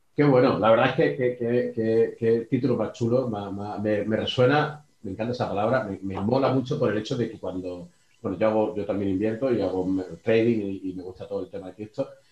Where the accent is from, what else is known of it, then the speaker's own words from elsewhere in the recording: Málaga, Andalusia, Spain; yo soy de Málaga